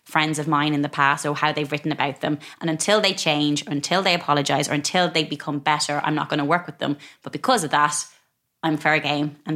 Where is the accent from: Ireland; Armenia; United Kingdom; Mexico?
Ireland; But I think growing up in Ireland